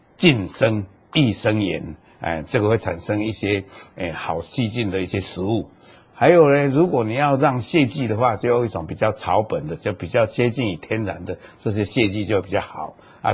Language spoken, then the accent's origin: Chinese; Taiwan; 那么我们台湾现在也都在研究